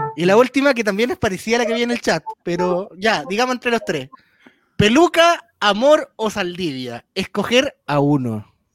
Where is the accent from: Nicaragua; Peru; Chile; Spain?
Chile; Valparaíso; yo soy de Valparaíso